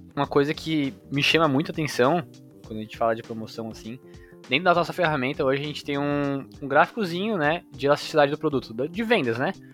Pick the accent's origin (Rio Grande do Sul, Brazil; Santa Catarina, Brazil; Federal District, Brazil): Santa Catarina, Brazil; Florianópolis; also born or lived in São Paulo; eu sou natural de São Paulo. É, vim para Florianópolis aqui, bem pequena. Então moro em Floripa